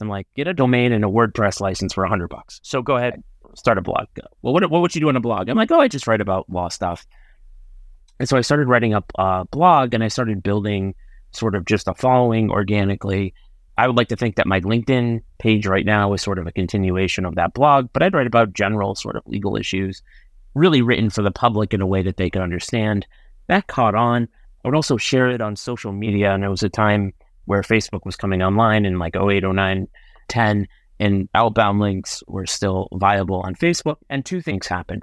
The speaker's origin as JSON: {"language": "English", "town": "Enfield", "region": "Connecticut", "country": "United States", "tie": "born or raised there", "said": "I'm from Enfield, Connecticut, so I've lived almost all my life in Hartford County"}